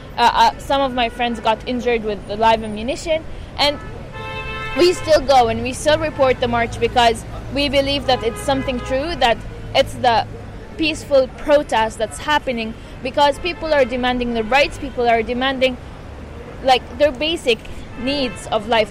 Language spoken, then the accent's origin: English; Gaza City, Gaza Strip, Palestine; English is a second language; I'm born and raised in Gaza